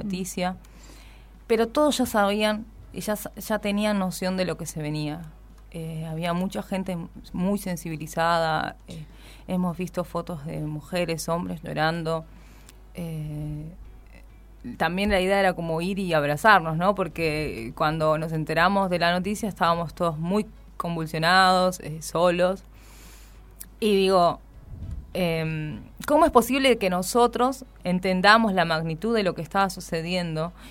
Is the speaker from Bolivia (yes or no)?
yes; Bolivia; now in Argentina; yo justamente soy boliviana